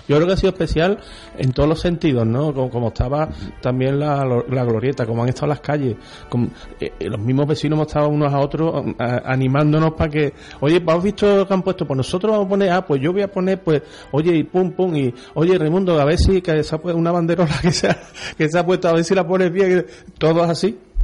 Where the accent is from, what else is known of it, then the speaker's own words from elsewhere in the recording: Utrera, Andalusia, Spain; yo toda mi vida he vivido digamos, entre comillas, en la parroquia de Santa María